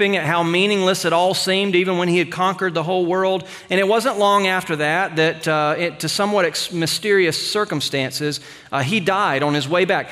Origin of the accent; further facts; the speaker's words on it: United States; us as American Christians